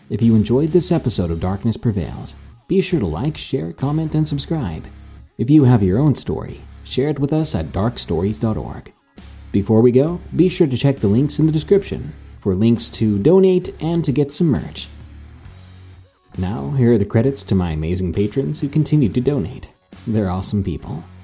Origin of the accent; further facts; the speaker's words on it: Louisiana, United States; I grew up in Louisiana, right on the outskirts of New Orleans.